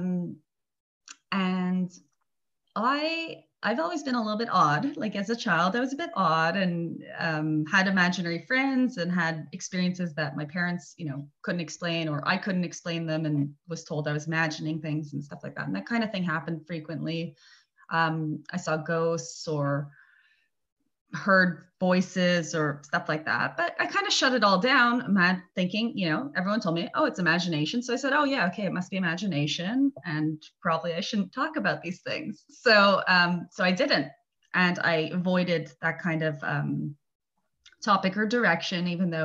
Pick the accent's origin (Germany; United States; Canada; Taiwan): Canada; Montreal, Quebec; moved away as an adult; now in Italy; I'm from Montreal, Canada, but I've been living here, I think, 16 years.